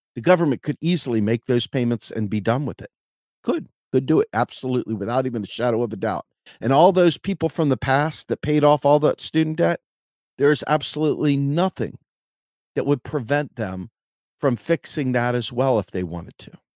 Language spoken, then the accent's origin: English; Washington, District of Columbia, United States; moved away as an adult; I was from Washington, D C.